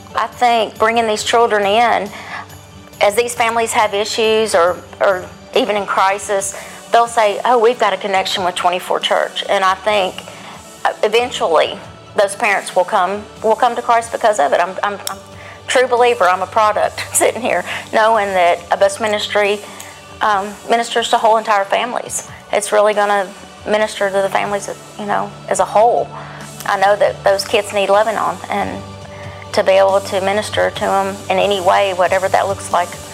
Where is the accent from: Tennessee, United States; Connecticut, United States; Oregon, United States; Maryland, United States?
Tennessee, United States; Nashville; also born or lived in Cheatham County, Tennessee; I grew up in Bellevue, right outside of Nashville